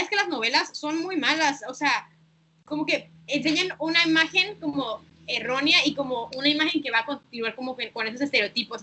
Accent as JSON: {"language": "Spanish", "country": "Mexico", "tie": "born or raised there", "also_born_or_lived": "Tijuana / Singapore", "said": "nací en México también"}